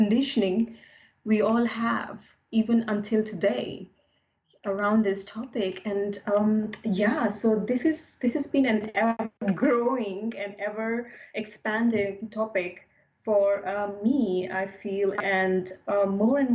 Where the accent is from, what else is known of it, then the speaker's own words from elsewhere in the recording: India; now in London, United Kingdom; being grown up in India in a conservative family